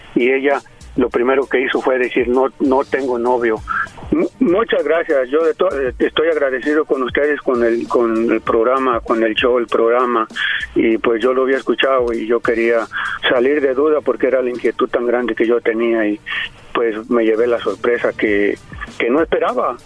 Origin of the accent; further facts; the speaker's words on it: Jalisco, Mexico; Yo soy de Jalisco.